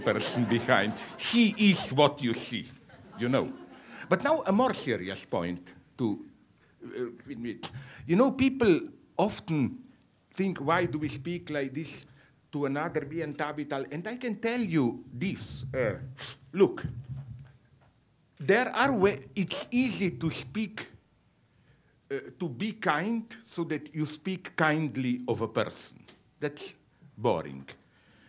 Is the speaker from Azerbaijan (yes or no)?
no; Slovenia; first language Slovene; English is a second language; small shitty nations like mine, Slovene